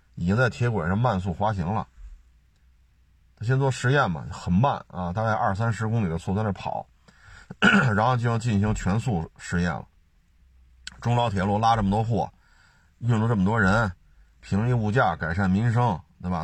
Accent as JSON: {"language": "Chinese", "country": "China", "said": "我们也是中国人"}